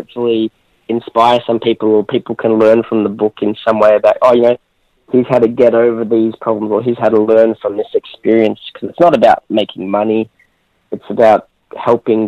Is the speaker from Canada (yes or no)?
no; Australia; I'm Australian